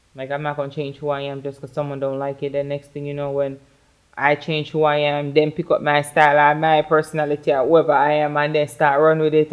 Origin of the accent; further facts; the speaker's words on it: New York, United States; I'm a New Yorker. I got my attitude because I'm from New York.